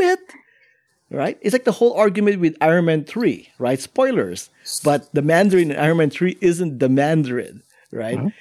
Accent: Philippines; now in United States

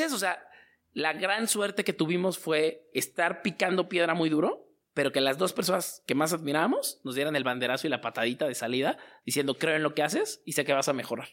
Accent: Mexico City, Mexico; Yo soy de Azcapotzalco, pegadito chagaray

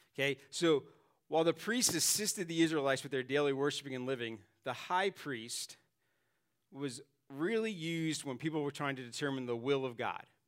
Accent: New York City, New York, United States; moved away; I grew up in Staten Island, New York, and, uh, every once in a while the accent kicks

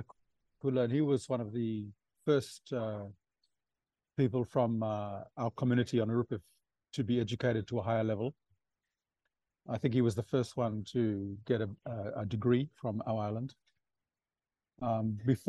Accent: Port Vila, Shefa, Vanuatu; I grew up in Port Vila

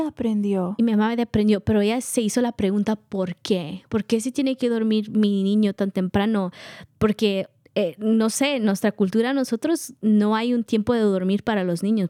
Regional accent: Guatemala; now in United States; Somos de Guatemala

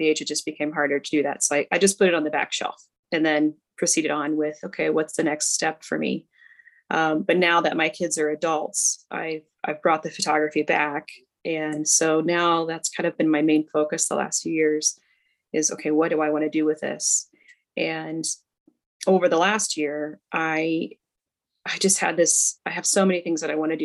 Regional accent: right outside of Cincinnati, Ohio, Indiana, United States; I grew up in Indiana, but right outside of Cincinnati, Ohio

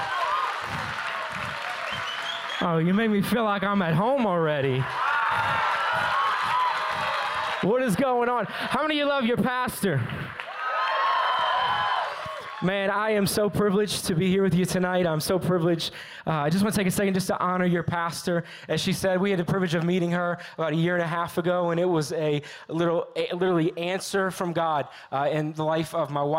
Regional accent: New Orleans, Louisiana, United States; I am from New Orleans, Louisiana

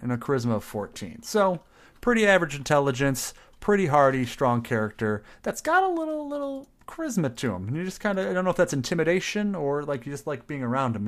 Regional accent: Midwest, United States; I may be Midwestern

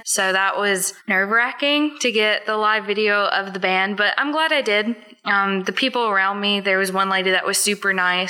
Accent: Tennessee, United States; I'm from Tennessee.

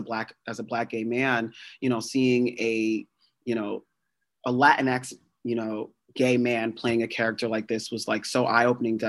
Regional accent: New Jersey, United States; growing up in Jersey

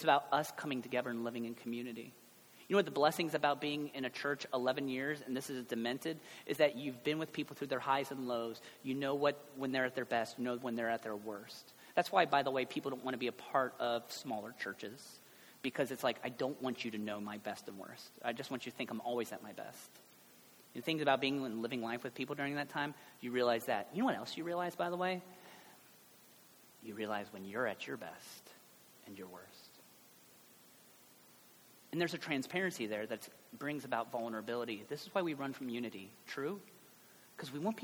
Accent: Cincinnati, Ohio, United States; I guess I'm from Ohio, but really I'm from Cincinnati

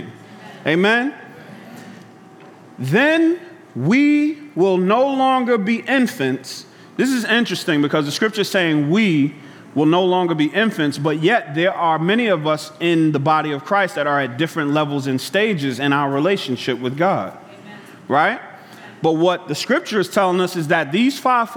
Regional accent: New York City, New York, United States; growing up in Brooklyn, Bed-Stuy

